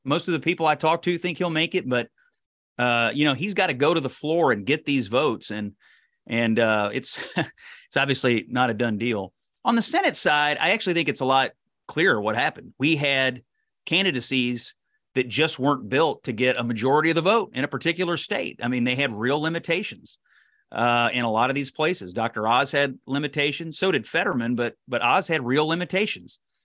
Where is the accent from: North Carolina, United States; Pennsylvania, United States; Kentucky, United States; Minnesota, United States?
Kentucky, United States; Kentucky First District, United States; I was born and raised in the Kentucky First District